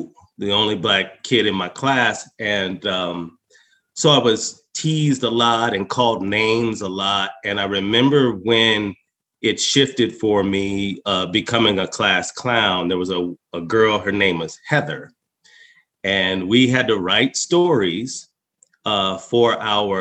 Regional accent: Longmont, Colorado, United States; also born or lived in Alabama / California / Denver; I actually grew up in rural Colorado. I grew up in Longmont, Colorado.

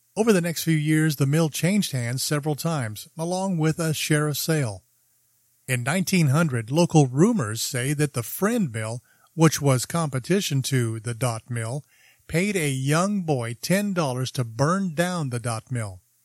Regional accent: Southern California, United States; growing up in Southern California

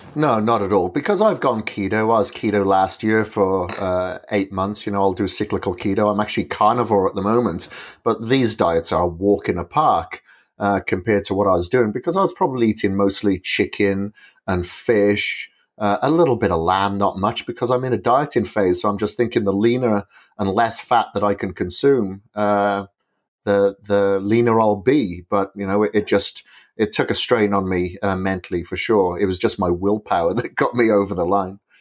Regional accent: Wales, United Kingdom; moved away as an adult; I'm from Wales originally. I left Wales in the nineties, uh, but I spent a lot of my childhood, uh, grown up on a farm

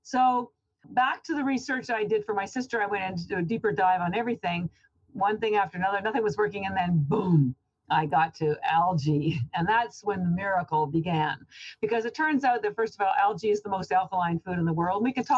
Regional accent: Canada; now in Boston, United States; I'm actually Canadian, but I've lived in Boston about 30 years.

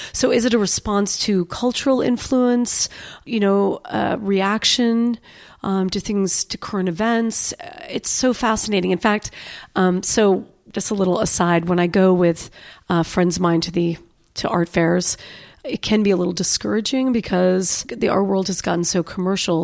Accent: New York, United States; moved away as an adult; now in Austin, United States; I was born in New York

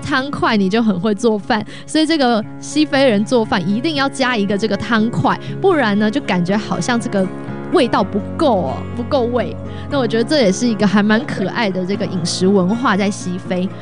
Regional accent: Taiwan; moved away as an adult; now in Los Angeles, United States; 像我是台湾人啊，我们到了这个中秋节烤肉

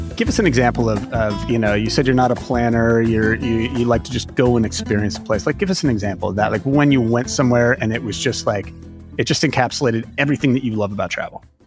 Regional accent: California, United States; I am a Californian at heart

